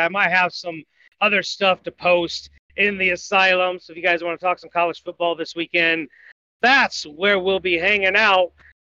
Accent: Mishawaka, Indiana, United States; I grew up in Mishawaka, just outside South Bend, Indiana. My dad is from South Bend.

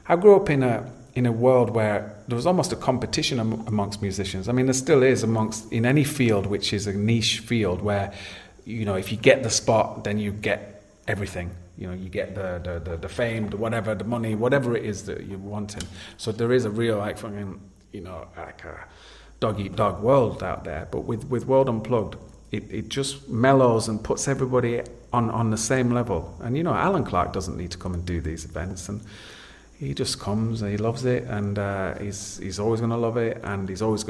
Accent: Yorkshire and the Humber, United Kingdom; now in Ibiza, Spain; being a Yorkshire man and it being down the road from where I grew up.

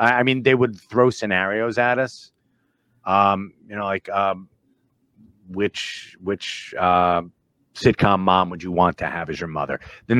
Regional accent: New Jersey, United States; I'm from Jersey

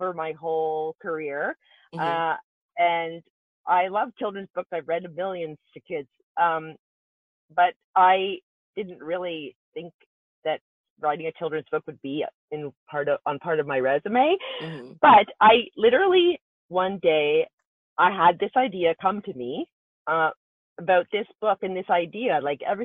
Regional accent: Canada; I'm from Canada

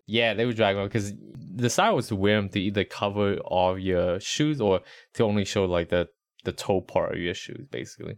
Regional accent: Rhode Island, United States; moved away; also born or lived in Charlotte, North Carolina; growing up in Rhode Island, like, the suburbs wasn't really the suburbs

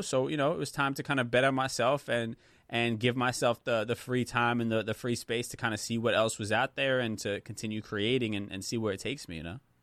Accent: United States; I was born in the States

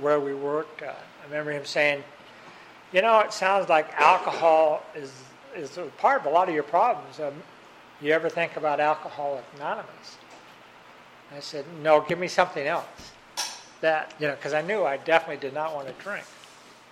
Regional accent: Tacoma, Washington, United States; moved away as an adult; also born or lived in Seattle, Washington / California; I grew up in Tacoma, Washington, and then I went to Seattle to school

